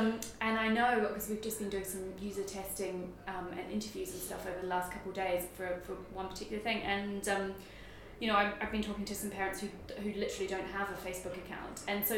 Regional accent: New Zealand; this was quite a big deal because I'm from New Zealand, so to go from New Zealand to Germany is like very far.

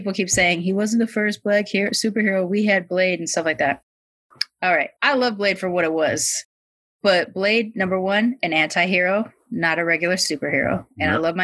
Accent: Long Beach, California, United States; when I was growing up in Long Beach

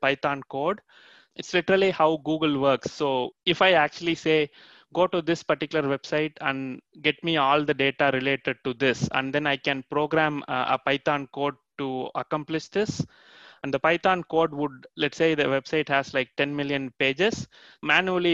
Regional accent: India; now in Canada; I'm actually from India originally, and then I moved to Canada

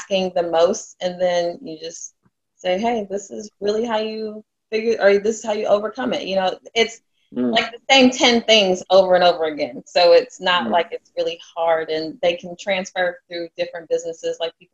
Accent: Indianapolis, Indiana, United States; also born or lived in Chicago, Illinois; now in Charlotte, United States; I'm originally from Indianapolis, Indiana. I lived in Chicago for about 6 years and now I'm residing in Charlotte

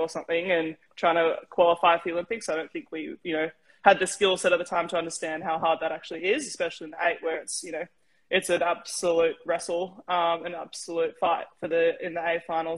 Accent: Australia; moved away as an adult; also born or lived in California, United States; as an Aussie

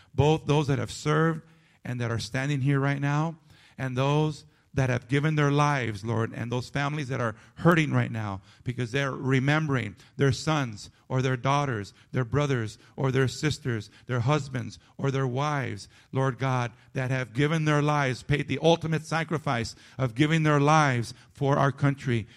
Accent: United States; as American citizens and as residents of this great nation

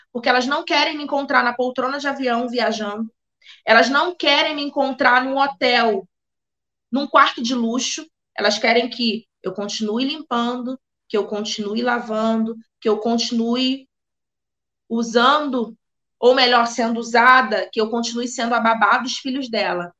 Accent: Brazil; como brasileiro

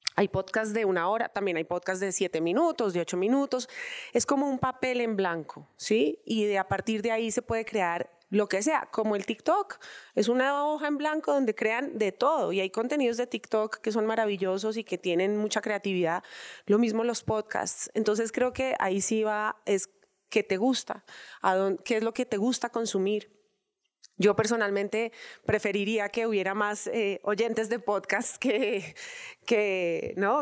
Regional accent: Colombia; como colombianos

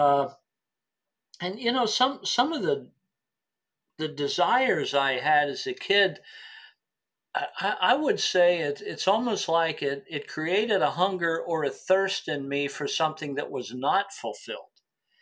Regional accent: Williamsport, Pennsylvania, United States; The home of Little League Baseball and the Little League World Series. Yes, that was my hometown

